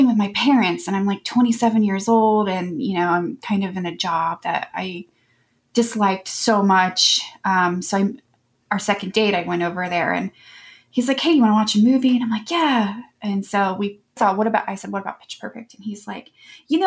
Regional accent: Columbus, Ohio, United States; also born or lived in Florida; I am from Columbus, Ohio, and I've lived here almost all of my 39 years

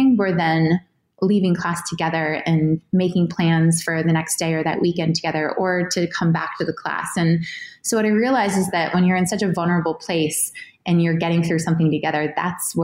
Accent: New Hampshire, United States; I grew up in New Hampshire

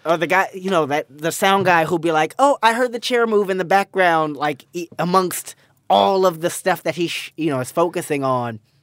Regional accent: Pasadena, California, United States; Pasadena, California

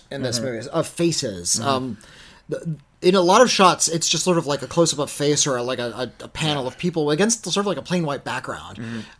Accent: United States; I'm an American.

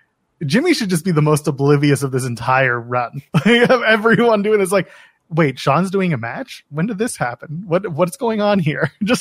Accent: Canada

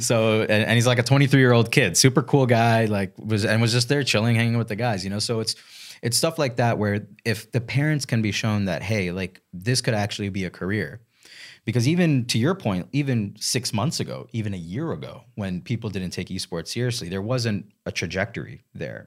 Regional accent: Miami Beach, Florida, United States; moved away as an adult; also born or lived in New York City; now in Charlotte, United States; I'm originally from Miami Beach. I moved to Charlotte two years, three years ago now.

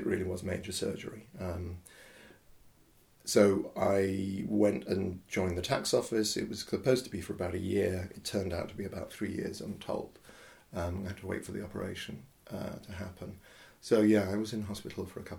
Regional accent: Horsham, South East England, United Kingdom; this was in Horsham in Sussex, where I grew up.

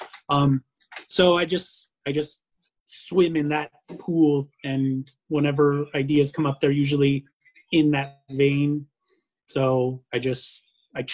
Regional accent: El Paso, Texas, United States; moved away; I'm originally from Tatooine, or El Paso, Texas, as it's called

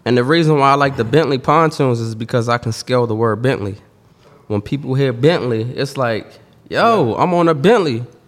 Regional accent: Washington, District of Columbia, United States; I'm from Washington, D C

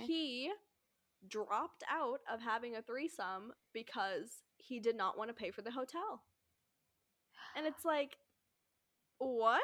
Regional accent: United States; I'm American

